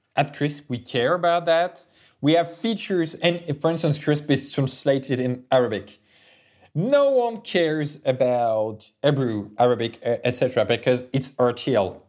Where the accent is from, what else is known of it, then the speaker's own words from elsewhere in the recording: France; we are French people, we come from Europe